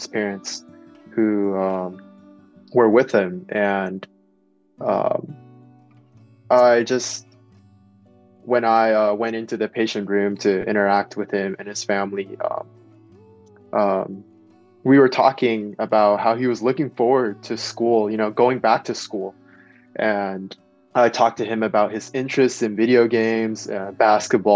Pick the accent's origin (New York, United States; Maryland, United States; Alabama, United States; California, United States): California, United States; Bay Area; growing up in the Bay Area